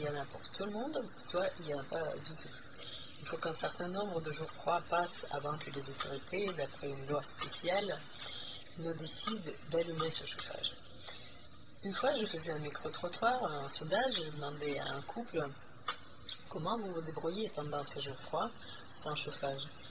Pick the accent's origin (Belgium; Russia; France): Russia; Siberia; Je suis journaliste russe, je viens de Sibérie.